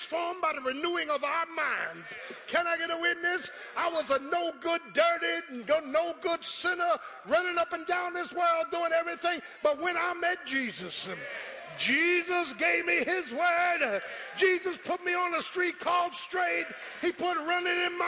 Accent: Philadelphia, Pennsylvania, United States; I'm from Philly. I'm a Philly boy

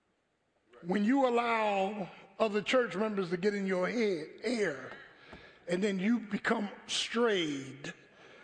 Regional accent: Philadelphia, Pennsylvania, United States; growing up in South Philly, you know, in the 60s

